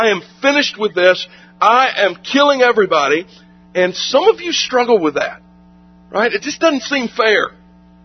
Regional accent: South Carolina, United States; moved away; my home state of South Carolina

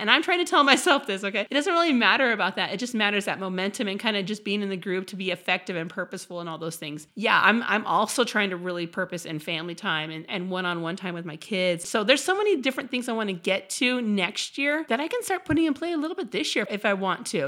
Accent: Midwest, United States; now in San Diego, United States; I'm from the Midwest

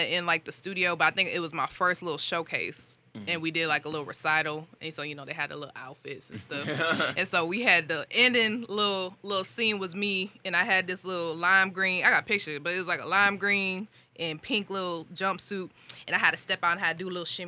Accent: St. Louis, Missouri, United States; I'm from St. Louis

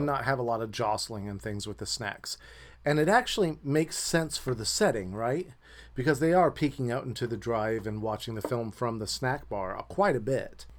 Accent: Midwest, United States; I grew up with them in the Midwest

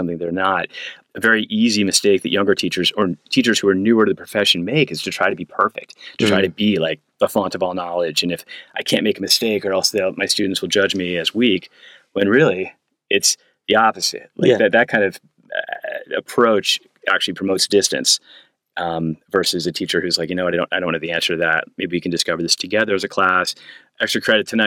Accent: United States; as an American

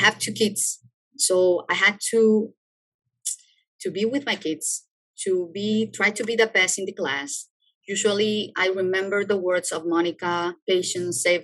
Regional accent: Ecuador; moved away as an adult; I'm from Ecuador

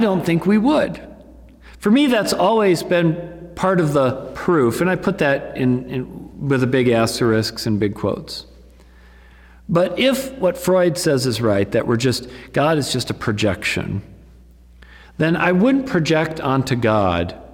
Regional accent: United States; we as American Christians

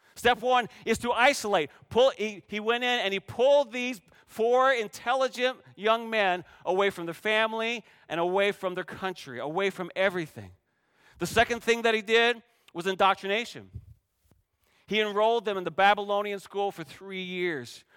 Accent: Canada; moved away; I grew up playing volleyball in Canada

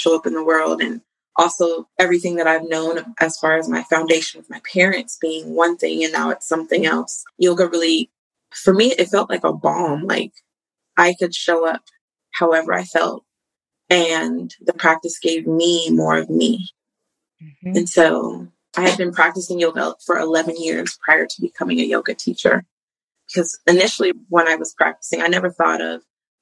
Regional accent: Colorado, United States; I grew up in Colorado

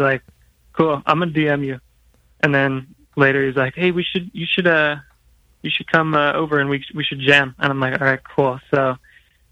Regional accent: San Diego, California, United States; moved away as an adult; now in Mission Viejo, United States; I grew up in San Diego for like 11 years or so

